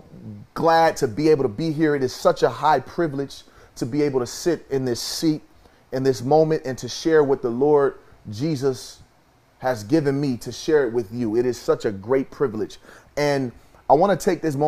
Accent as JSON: {"language": "English", "town": "Kansas City", "country": "United States", "tie": "born or raised there", "moved": "yes", "said": "my hometown in Kansas City"}